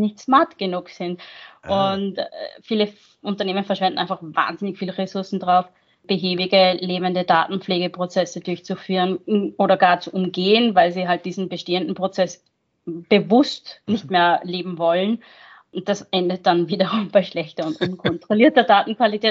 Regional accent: Austria; moved away as an adult; now in Mainz, Germany; geboren und aufgewachsen in Österreich, aber ich arbeite seit 15 Jahren

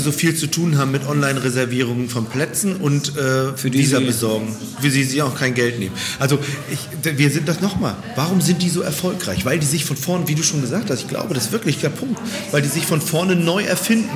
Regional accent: Berlin, Germany; Bei uns in Berlin

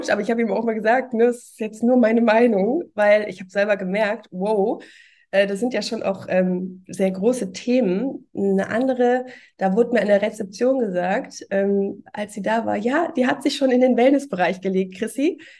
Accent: Cologne, North Rhine-Westphalia, Germany; Und ähm, ja, ich bin auch Kölnerin, so wie du.

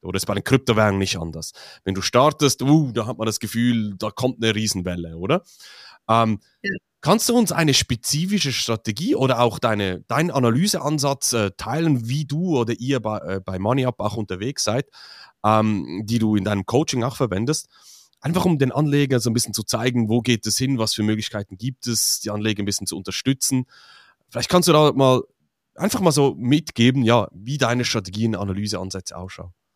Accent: Switzerland; für mich als Schweizer

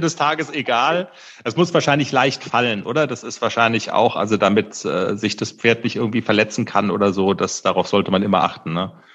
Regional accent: Black Forest, Baden-Württemberg, Germany; Wir kommen aus dem Schwarzwald

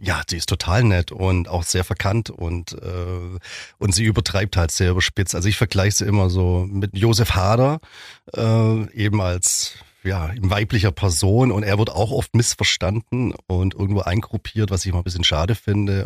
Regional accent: Ravensburg, Baden-Württemberg, Germany; moved away as an adult; now in Biberach, Germany; Ravensburg, das ist in meiner Heimatstadt

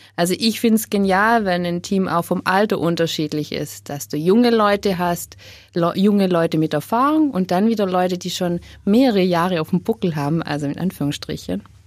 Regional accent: Upper Swabia, Baden-Württemberg, Germany; moved away as an adult; Ich bin aufgewachsen in Oberschwaben

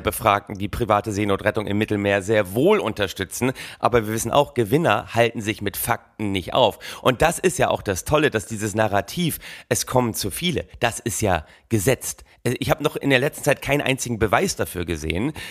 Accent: Oldenburg, Lower Saxony, Germany; gebürtiger Oldenburger

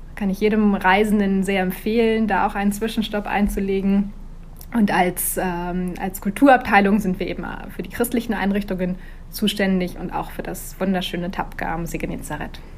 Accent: Germany; moved away as an adult; now in Tel Aviv, Israel; als Deutsche

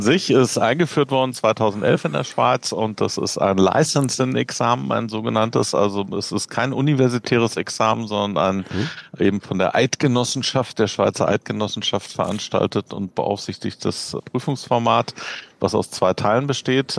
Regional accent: Berlin, Germany; moved away as an adult; now in Bern, Switzerland; ich komme ursprünglich aus Berlin, wie man an meinem nicht schweizerischen Dialekt unschwer erkennen kann. äh, da, da, geboren und aufgewachsen, 45 Jahre gelebt

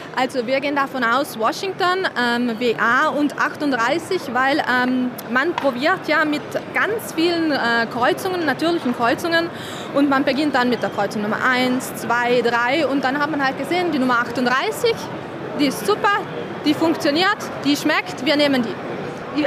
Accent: South Tyrol, Trentino-Alto Adige, Italy; Ich bin ja Italienerin

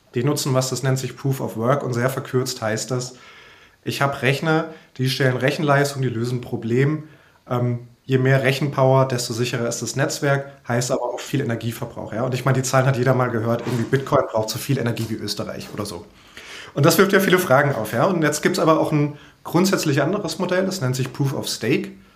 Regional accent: Frankfurt, Hesse, Germany; ich bin ja auch Frankfurter

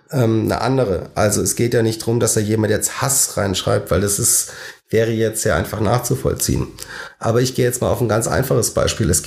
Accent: Baden-Württemberg, Germany; Als Schwabe heißt es, es war echte Gutsesse.

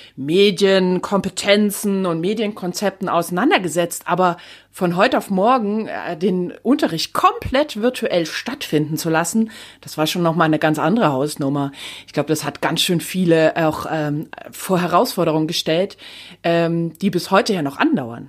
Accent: Rhineland, Germany; hier bei uns im Rheinland

